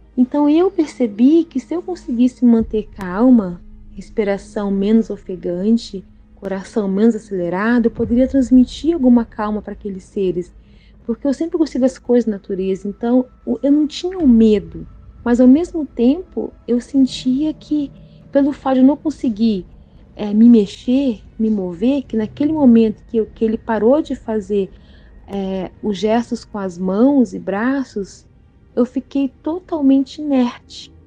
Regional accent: Espírito Santo, Brazil; now in Bombinhas, Brazil; a minha terrinha natal ela deixou lembranças maravilhosas

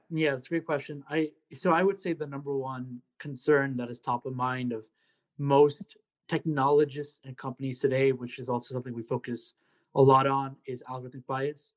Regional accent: Secaucus, New Jersey, United States; moved away as an adult; also born or lived in New York City, New York; now in Columbia, United States; I am from Secaucus, New Jersey. Born and raised in New Jersey

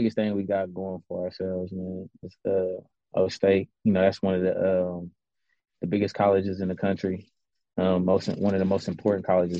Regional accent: Columbus, Ohio, United States; And I'm from Columbus, Ohio, born and raised. I'm 34 years old, man.

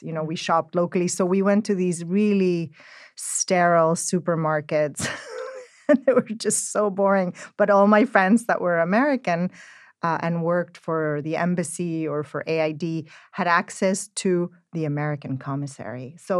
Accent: Spain; also born or lived in Central America; My growing up was, I grew up in Central America, between Spain and Central America. So, in Spain, there would be a lot of local markets with the grannies

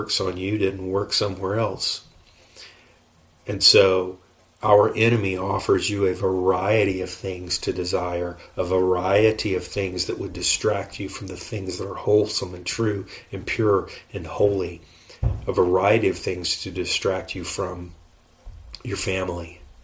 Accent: United States; I'm an American

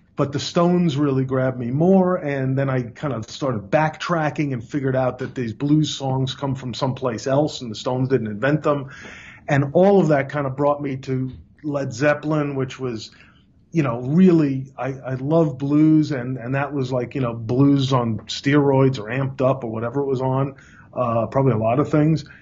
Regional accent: New York City, New York, United States; also born or lived in Long Island, New York; I grew up in in Brooklyn, New York, and then Long Island

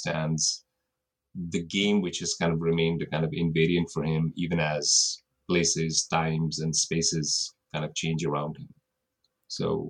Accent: India; moved away as an adult; also born or lived in Australia; now in United States; I grew up in India, but I now live in the United States

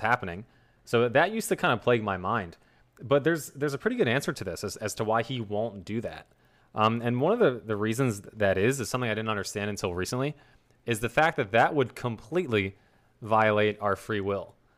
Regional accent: New Jersey, United States; accent: South Jersey; here in South Jersey, we kinda take the letter T and pronounce it like the letter D.

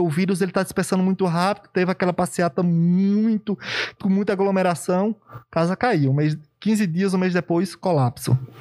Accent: sertão of Bahia, Brazil; moved away; also born or lived in Euclides da Cunha, Bahia; lá do sertão da Bahia, lá no interiorzão e tal, e... e... Não estudava, não tinha cultura de estudar. Eu trabalhava na roça desde 7, 8 anos

